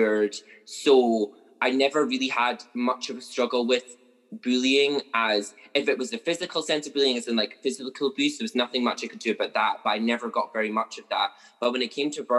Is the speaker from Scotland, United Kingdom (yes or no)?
yes; Carnoustie, Scotland, United Kingdom; also born or lived in Livingston / Auchendinny; now in Dundee, United Kingdom; we moved to Carnoustie, which is maybe like 45 minutes by car outside of Dundee